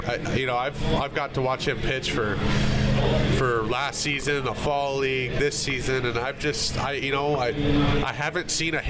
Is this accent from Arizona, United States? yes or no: yes; Arizona, United States; I'm up from Arizona